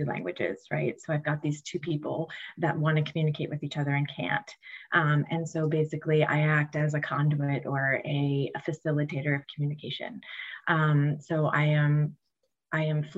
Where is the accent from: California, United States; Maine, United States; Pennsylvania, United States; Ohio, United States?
Pennsylvania, United States; Lancaster; I'm from Lancaster, Pennsylvania